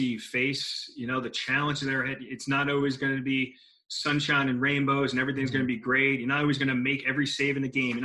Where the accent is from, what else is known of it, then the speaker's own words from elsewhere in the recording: Long Island, New York, United States; growing up on Long Island